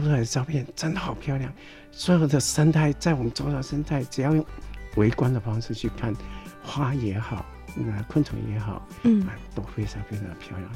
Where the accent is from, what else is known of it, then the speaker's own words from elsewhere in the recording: Taiwan; 我们台湾